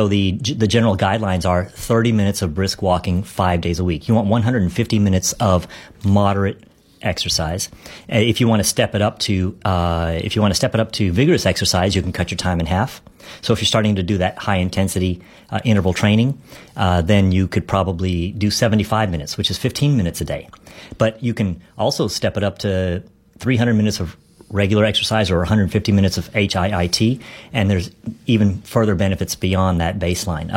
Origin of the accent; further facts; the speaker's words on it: Dallas, Texas, United States; I love my hometown